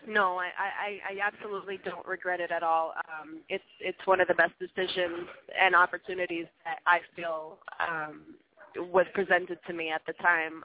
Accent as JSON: {"language": "English", "town": "Montreal", "region": "Quebec", "country": "Canada", "tie": "born or raised there", "moved": "as an adult", "said": "I'm from Montreal, as you mentioned originally"}